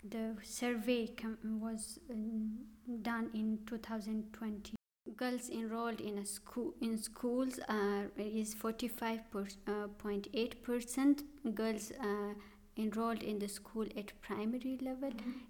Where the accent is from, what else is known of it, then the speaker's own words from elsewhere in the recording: northern Pakistan, Pakistan; moved away as an adult; also born or lived in Islamabad, Pakistan / Zurich, Switzerland; now in Germany; I am from the northern part of Pakistan. Um, I did my bachelor's from early schooling from my village, from my hometown, and I moved to Islamabad.